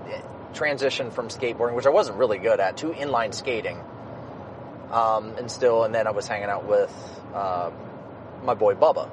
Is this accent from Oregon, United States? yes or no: no; East Liverpool, Ohio, United States; also born or lived in Toronto, Ohio; I grew up in East Liverpool, which at the time wasn't... It was starting to go downhill in Liverpool.